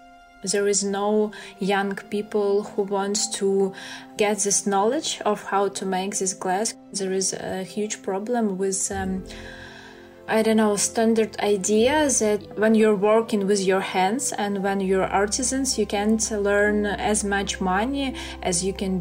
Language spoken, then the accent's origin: English; Ukraine; we are Ukrainians